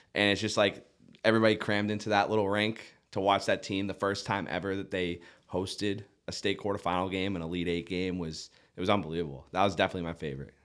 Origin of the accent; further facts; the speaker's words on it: Duxbury, Massachusetts, United States; now in Nantucket, United States; I grew up in Duxbury, Massachusetts, South Shore